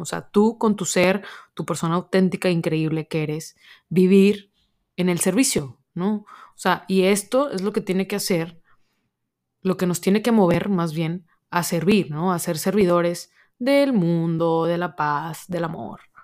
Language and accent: Spanish; Monterrey, Nuevo León, Mexico; soy de Monterrey, México